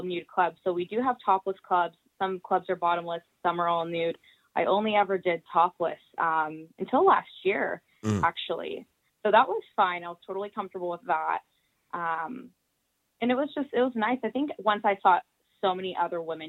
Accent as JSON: {"language": "English", "town": "San Francisco", "region": "California", "country": "United States", "moved": "as an adult", "lives_now": "Ireland", "said": "I am originally from the San Francisco Bay Area"}